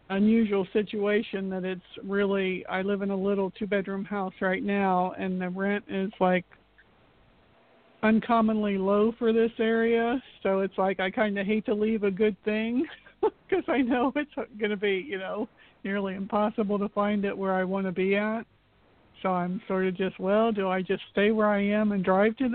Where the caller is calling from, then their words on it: Florida, United States; This is … from Florida.